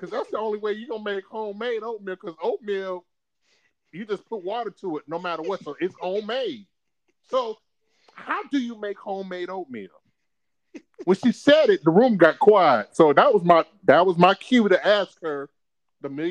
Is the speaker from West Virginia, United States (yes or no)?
yes; Bluefield, West Virginia, United States; When I grew up in West Virginia, yes, people, I'm from West Virginia, Bluefield, West Virginia